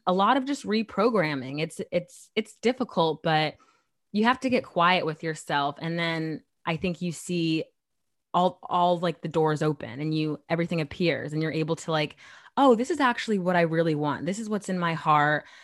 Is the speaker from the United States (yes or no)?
yes; Chandler, Arizona, United States; moved away as an adult; now in New York, United States; I was born and raised in Arizona for twenty years